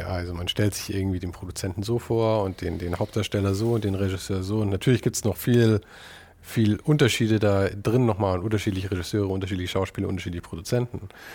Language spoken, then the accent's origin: German; Munich, Bavaria, Germany; moved away; also born or lived in Los Angeles; Ich komme aus München